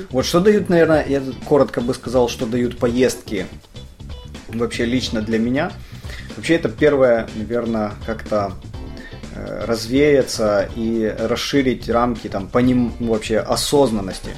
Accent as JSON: {"language": "Russian", "country": "Ukraine", "tie": "born or raised there", "said": "я живу, родился именно в Украине"}